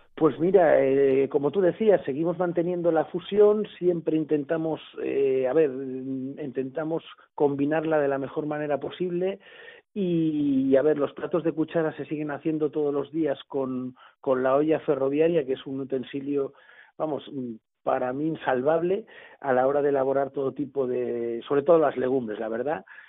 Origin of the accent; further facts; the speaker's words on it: Blanes, Catalonia, Spain; now in Barcelona, Spain; yo soy de la Costa Brava de, de, de, Blanes, del primer pueblo de la Costa Brava